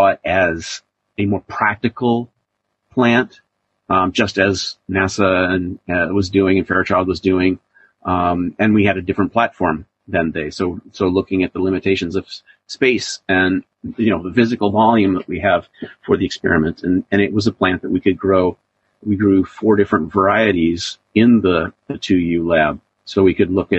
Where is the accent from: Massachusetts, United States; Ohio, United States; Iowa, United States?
Iowa, United States; I grew up in Iowa